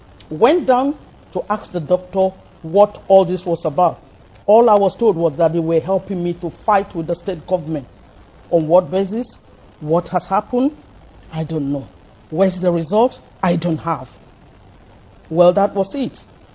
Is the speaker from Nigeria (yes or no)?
yes; Nigeria; now in England, United Kingdom